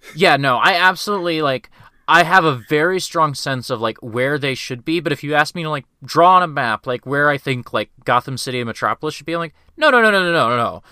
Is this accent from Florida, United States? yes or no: no; Kansas, United States; growing up in Kansas